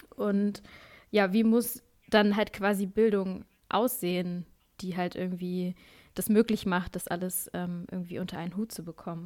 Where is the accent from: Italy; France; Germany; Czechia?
Germany; Berlin; wir sind ja beide in Berlin zur Schule gegangen